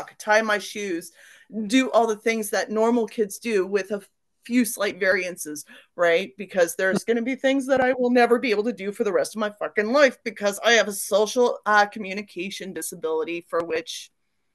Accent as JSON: {"language": "English", "town": "Port Hardy", "region": "British Columbia", "country": "Canada", "tie": "born or raised there", "also_born_or_lived": "Victoria, British Columbia", "said": "I was born in Victoria, BC, 1974. Okay. And raised in Port Hardy for most of my life, Port Hardy, Port McNeil, Sointula, that area."}